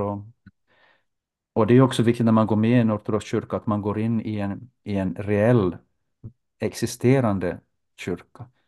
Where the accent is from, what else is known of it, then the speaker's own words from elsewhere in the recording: Jakobstad, Ostrobothnia, Finland; moved away as an adult; also born or lived in Turku; now in Helsinki, Finland; Under min uppväxt i Jakobstad så, så besökte jag den ortodoxa